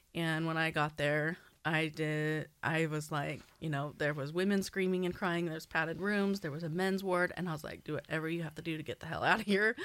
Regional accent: Southern California, United States; I grew up in Southern California

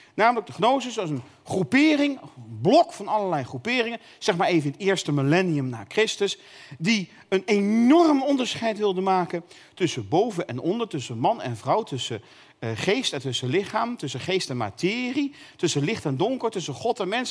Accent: North Brabant, Netherlands; ik kom uit Brabant

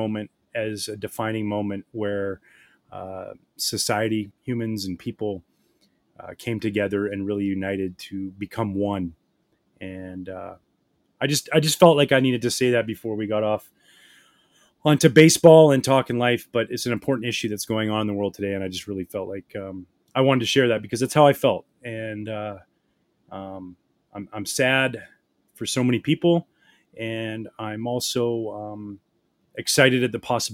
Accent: just outside of Vancouver, BC, British Columbia, Canada; I grew up in the Pacific Northwest, just outside of Vancouver, BC

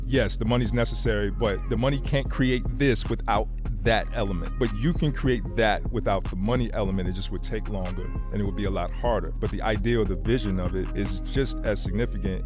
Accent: Fayetteville, North Carolina, United States; also born or lived in Germany; I grew up in Fayetteville, North Carolina

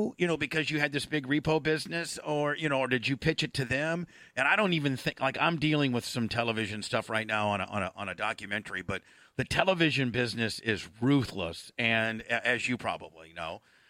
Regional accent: Chicago, Illinois, United States; moved away as an adult; also born or lived in Philadelphia; I was from Chicago

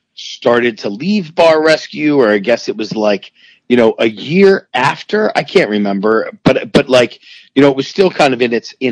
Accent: Philadelphia, Pennsylvania, United States; I was born and raised in Philadelphia with two wonderful, wonderful parents

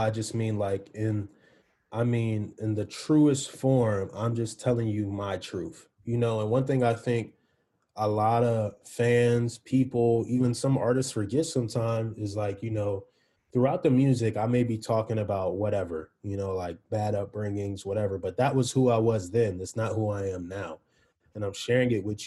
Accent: East Coast, United States; I'm from the East Coast

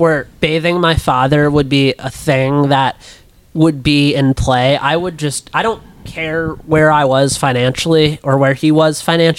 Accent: Midwest, United States; growing up in the Midwest

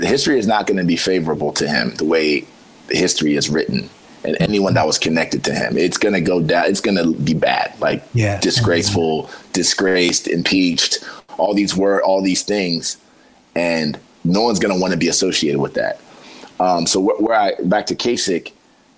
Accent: Ohio, United States; we're from Ohio

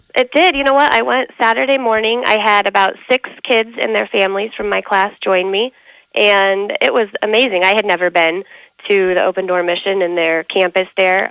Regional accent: Denver, Colorado, United States; moved away as an adult; also born or lived in Kansas City, Missouri; now in Omaha, United States; Yeah, I grew up in Denver, and then I lived in Kansas City.

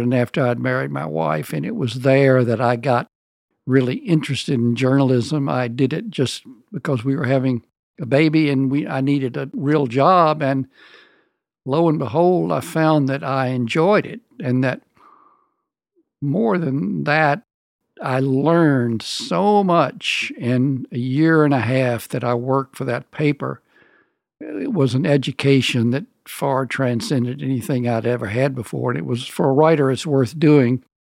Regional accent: the American South, United States; moved away as an adult; also born or lived in New Orleans, Louisiana; Southern writers

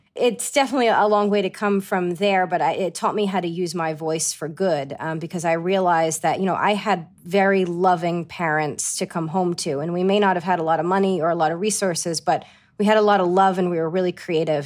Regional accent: Johnston, Rhode Island, United States; accent: Rhode Island; moved away as an adult; also born or lived in East Greenwich, Rhode Island; grew up in Johnston. My parents are still in Johnston, and it was just a wonderful place to grow up.

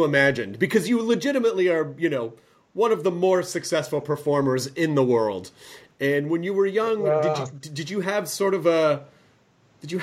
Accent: United States; as an American

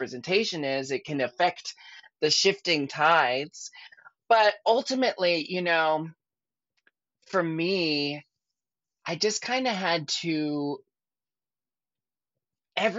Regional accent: Portland, Oregon, United States; I grew up in Portland

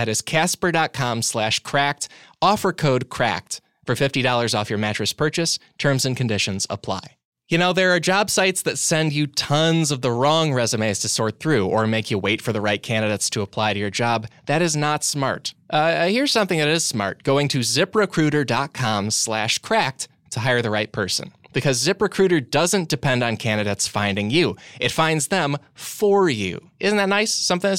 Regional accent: Midwest, United States; Wangle is a verb I use because I'm from the Midwest.

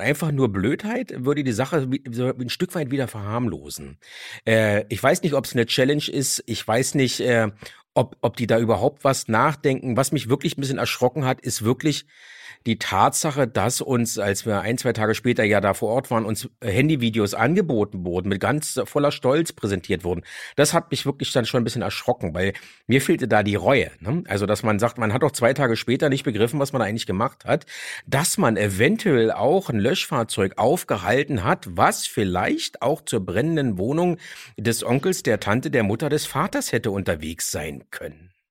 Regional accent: Berlin, Germany; Ich bin auch aufgewachsen in Kreuzberg und Neukölln.

